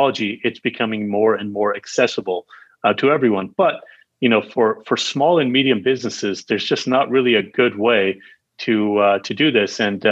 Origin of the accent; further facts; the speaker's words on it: Sacramento, California, United States; I'm in Northern California. I've been here pretty much my whole life. We moved here when I was about, 7 years old. Ended up in Sacramento, California